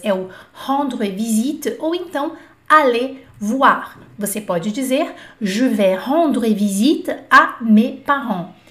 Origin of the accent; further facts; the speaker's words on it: Brazil; nós brasileiros